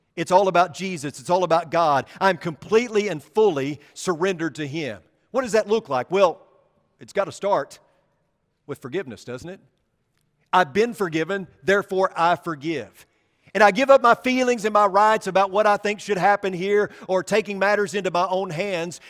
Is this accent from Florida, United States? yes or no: no; about fifteen miles from Marmaduke, Arkansas, United States; About fifteen miles from my hometown